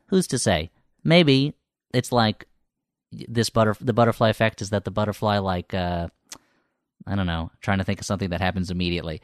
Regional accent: Millburn, New Jersey, United States; moved away as an adult; also born or lived in New York; now in Los Angeles, United States; I grew up in New Jersey.

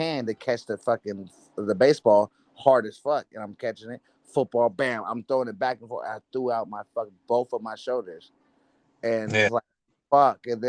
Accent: California, United States; I grew up in California

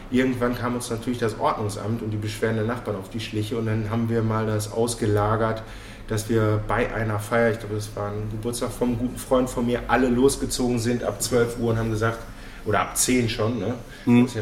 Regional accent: Bochum, North Rhine-Westphalia, Germany; also born or lived in Herne; Ja, ich komme aus Bochum. Ich wurde zwar in Herne geboren, ah. äh, aber meine Mutter hat mich direkt mit der U35 in die Heimat gebracht.

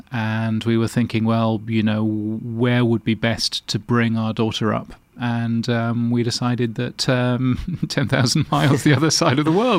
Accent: London, United Kingdom; Well, I was born in Hammersmith. Obviously, I couldn't live in Hammersmith because I'm not made of money. So I ended up living in North London, very close to a place called Cock Foster's

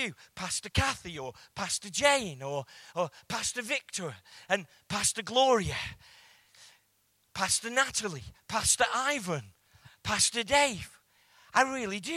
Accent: England, United Kingdom; I'm English

